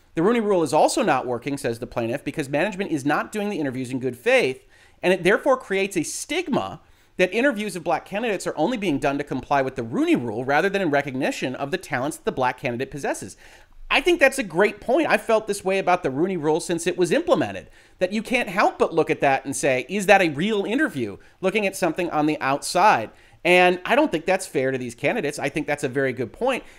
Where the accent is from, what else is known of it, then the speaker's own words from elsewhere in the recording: Detroit, Michigan, United States; my hometown Detroit Lions